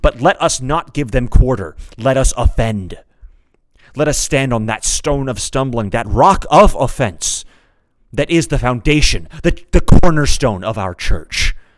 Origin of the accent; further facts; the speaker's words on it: United States; I'm an American. I speak English.